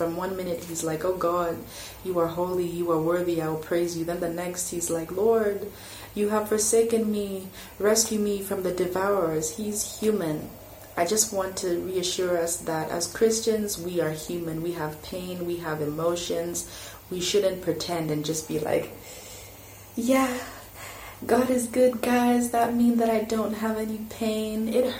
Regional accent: Malawi; also born or lived in France; France for 5 years, in 2005, my family moved back to Malawi. And my expectation was, wow, I'm going to my home country. People will receive me with open arms. But that wasn't the case. I went to high school here

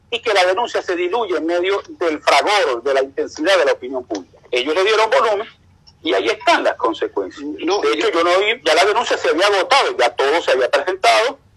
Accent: Venezuela; moved away as an adult; Venezuela a hacer turismo. Yo tuve que salir de Venezuela con toda mi familia porque era un perseguido por parte de los organismos de inteligencia.

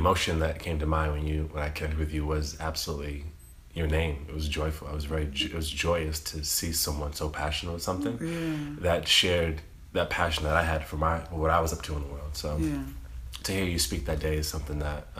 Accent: East Coast of Massachusetts, United States; I grew up in the East Coast of Massachusetts, in the state of Massachusetts

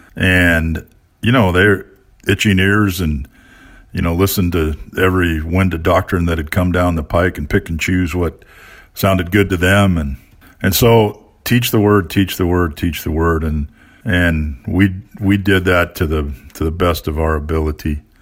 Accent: Long Beach, California, United States; moved away as an adult; also born or lived in Colorado / Chicago area / San Diego / Saint Helena; I grew up in Long Beach

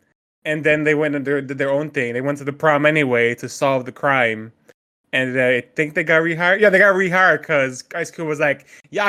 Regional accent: Florida, United States; I went to a school somewhere in Florida.

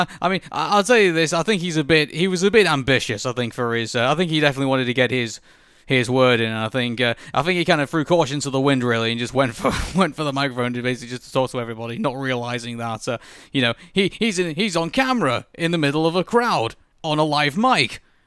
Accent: United Kingdom; I'm British

